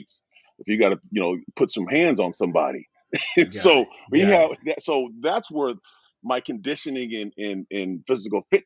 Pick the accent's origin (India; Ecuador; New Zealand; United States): United States; Portland, Oregon; growing up in Portland